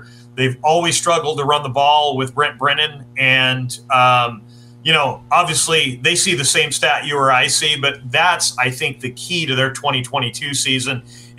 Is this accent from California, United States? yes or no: yes; Shafter, California, United States; also born or lived in Bay Area, California; now in Salinas, United States; I grew up near Bakersfield, a little town called Shafter.